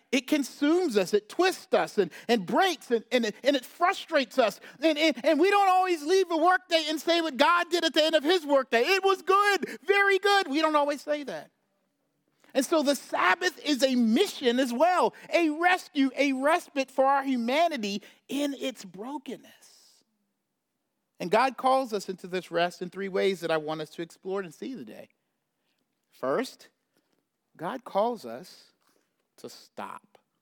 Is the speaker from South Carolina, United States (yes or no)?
yes; South Carolina, United States; I grew up in South Carolina, so deep south